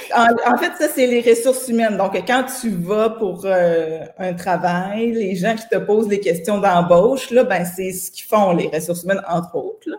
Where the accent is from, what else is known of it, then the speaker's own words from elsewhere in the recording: Saint-Pamphile, Quebec, Canada; En fait, je viens d'une petite ville qui s'appelle Saint-Pamphile